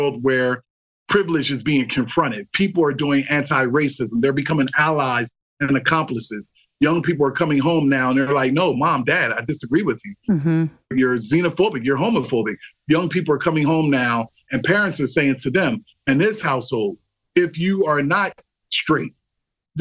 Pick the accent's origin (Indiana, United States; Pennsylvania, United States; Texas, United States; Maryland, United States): Pennsylvania, United States; Philadelphia; I learned that from Italian culture growing up in Philadelphia